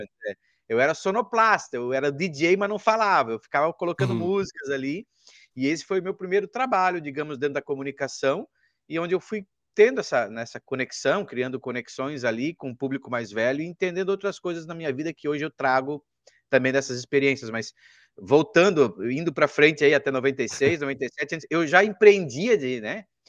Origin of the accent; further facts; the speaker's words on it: Rio do Sul, Santa Catarina, Brazil; moved away; lá na minha cidade, que era antes Rio do Sul, em Santa Catarina